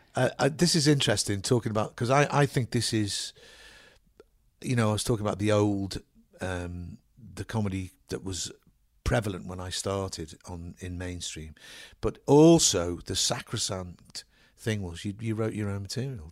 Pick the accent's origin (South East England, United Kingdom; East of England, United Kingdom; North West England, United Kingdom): North West England, United Kingdom; Liverpool; where I was brought up in Liverpool, it's on the seashore